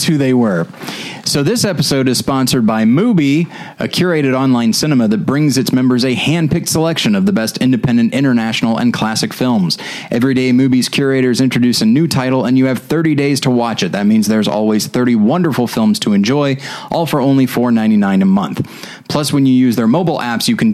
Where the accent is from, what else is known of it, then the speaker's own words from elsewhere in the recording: St. Louis, Missouri, United States; moved away; I'm from St. Louis